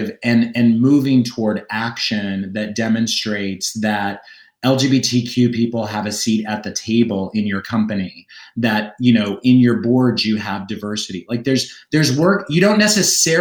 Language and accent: English; Oklahoma, United States; now in New York City, United States; I grew up in Oklahoma